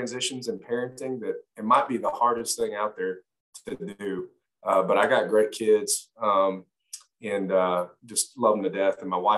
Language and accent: English; Cobb County, Georgia, United States; also born or lived in Los Angeles, California; I was raised there to about 6 or 7. Then my mother remarried, made her way to Georgia with my stepfather, and pretty much was raised in Cobb County from there